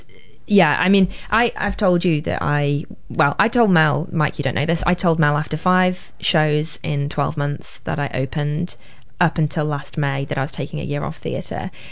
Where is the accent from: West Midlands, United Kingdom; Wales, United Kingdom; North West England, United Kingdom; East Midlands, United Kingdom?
North West England, United Kingdom; Liverpool; accent: Scouse; now in New Zealand; we did go to a very good school that was on the other side of Liverpool and kind of just on the just about still in Liverpool in a place called Crosby